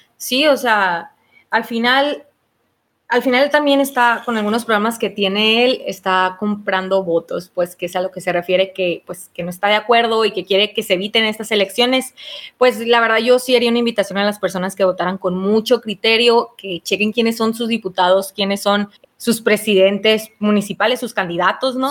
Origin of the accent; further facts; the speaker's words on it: Mexico; es nuestra obligación como mexicanos